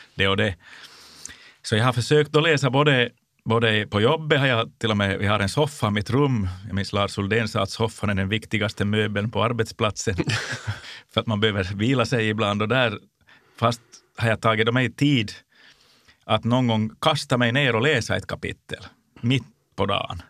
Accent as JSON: {"language": "Swedish", "town": "Jakobstad", "region": "Ostrobothnia", "country": "Finland", "tie": "born or raised there", "said": "min hemstad, Jakobstad. under den tid när jag både var barn och ung"}